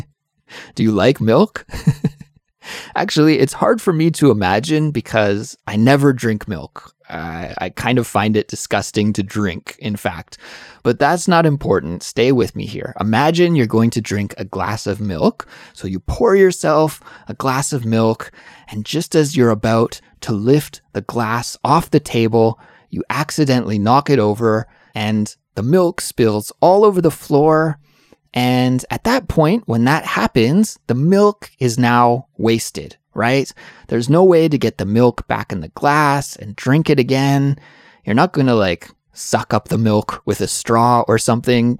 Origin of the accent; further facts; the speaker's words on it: Canada; now in South Korea; I'm an English teacher from Canada, but I'm currently living in South Korea